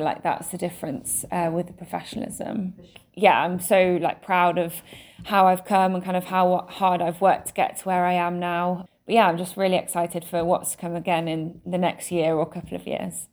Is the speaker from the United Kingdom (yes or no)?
yes; England, United Kingdom; I was born and raised in England